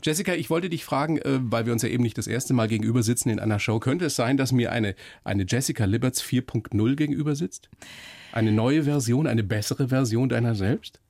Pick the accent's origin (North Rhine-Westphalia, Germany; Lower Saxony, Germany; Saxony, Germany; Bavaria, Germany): Bavaria, Germany; Weiden in der Oberpfalz; moved away; ich bin hier in Weiden in der Oberpfalz aufgewachsen, meine Eltern kommen aus dem Norden, dass ich nicht richtig Dialekt